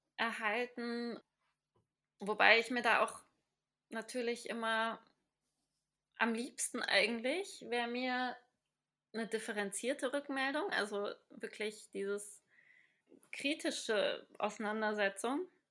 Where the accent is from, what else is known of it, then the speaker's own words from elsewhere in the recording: Cologne, North Rhine-Westphalia, Germany; accent: Hochdeutsch; moved away as an adult; now in Graz, Austria; ich habe dann zwar schon oft Köln gesagt